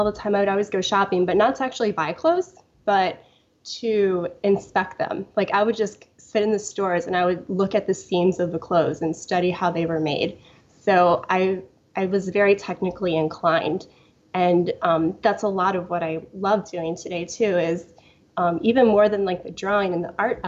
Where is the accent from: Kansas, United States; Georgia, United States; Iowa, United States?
Iowa, United States; I grew up on a farm in Iowa in a very small town